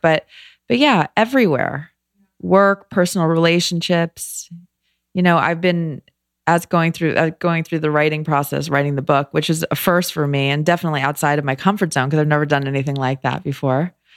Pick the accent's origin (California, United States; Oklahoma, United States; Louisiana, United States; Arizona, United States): California, United States; Los Angeles; moved away as an adult; also born or lived in New York / Philadelphia; I grew up